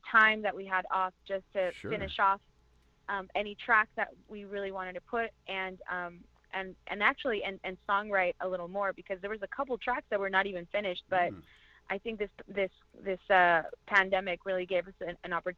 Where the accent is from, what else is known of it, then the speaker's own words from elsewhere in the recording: Orange County, California, United States; also born or lived in Toluca, Mexico / East Los Angeles; I was born in Toluca, Mexico, and I was raised in California in Orange County, and I currently reside in East Los Angeles.